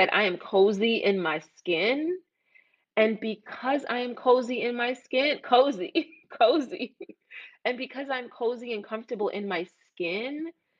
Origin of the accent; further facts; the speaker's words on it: New York City, New York, United States; also born or lived in Jamaica; I grew up in East Flatbush and I'm from Jamaica